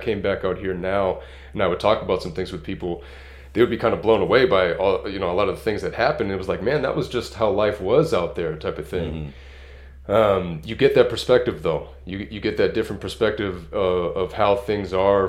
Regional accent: California, United States; also born or lived in Massachusetts; I moved to California when I was 8 years old

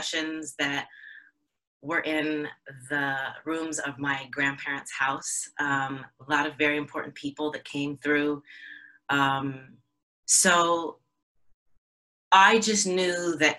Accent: the Bay Area, California, United States; in California, where I grew up in the Bay Area

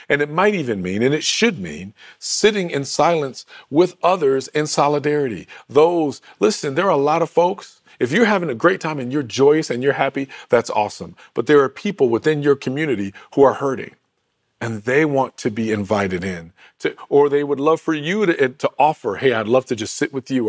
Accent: Michigan, United States; my home state of Michigan

